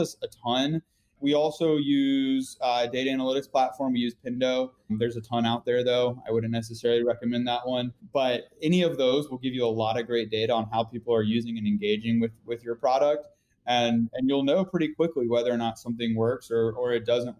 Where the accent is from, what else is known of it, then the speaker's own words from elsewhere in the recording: North Carolina, United States; I'm from North Carolina